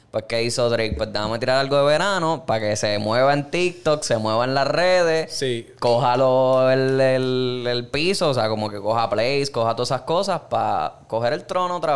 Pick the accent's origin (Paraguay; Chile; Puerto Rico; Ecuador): Puerto Rico; Caguas